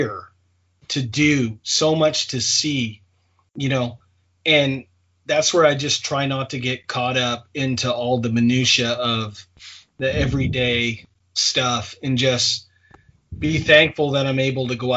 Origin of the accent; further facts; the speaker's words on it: Maine, United States; as a kid growing up in Maine